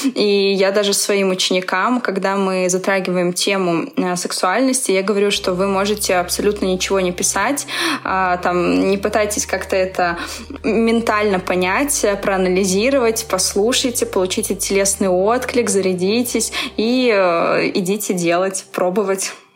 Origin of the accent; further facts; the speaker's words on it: Belarus; moved away as an adult; also born or lived in Minsk, Belarus; now in Moscow, Russia; Я тоже из Беларуси